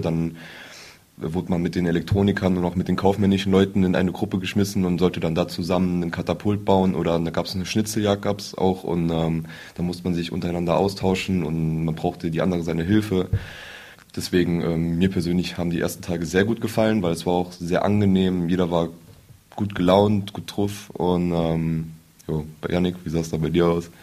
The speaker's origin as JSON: {"language": "German", "town": "Buß", "region": "Saarland", "country": "Germany", "said": "ich bin 18 Jahre alt, komme aus Buß"}